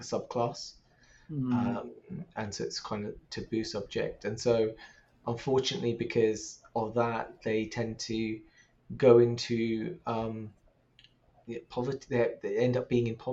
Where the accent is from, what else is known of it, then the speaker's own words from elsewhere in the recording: London, United Kingdom; Growing up in London